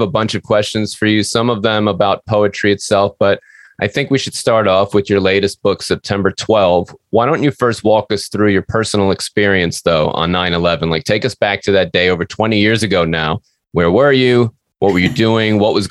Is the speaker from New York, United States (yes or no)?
yes; New York City, New York, United States; moved away as an adult; now in Tennessee, United States; it's always great to speak with a fellow New Yorker. I'm from Queens myself. We just recently moved to Tennessee a couple of months ago, though.